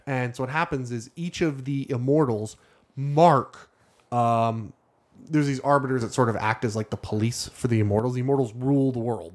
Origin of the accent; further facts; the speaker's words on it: Canada; I'm Canadian.